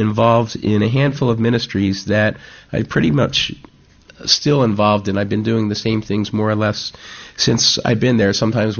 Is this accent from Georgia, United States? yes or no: no; New Jersey, United States; moved away as an adult; also born or lived in Austria; now in York, United Kingdom; I've been in the South Jersey area most of my life. A few years back, I actually became a British citizen through my mother, who was born in England, so I'm a dual citizen. I'm British and American.